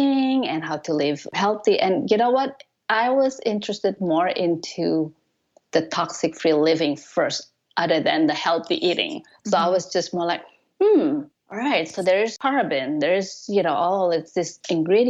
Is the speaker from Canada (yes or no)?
no; Indonesia; moved away as an adult; also born or lived in Japan / Colorado; now in United States; I'm originally from Indonesia